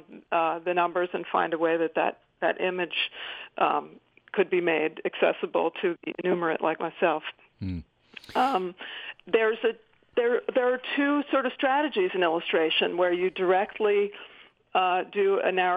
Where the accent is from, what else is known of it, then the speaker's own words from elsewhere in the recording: Philadelphia, Pennsylvania, United States; Philadelphia, my hometown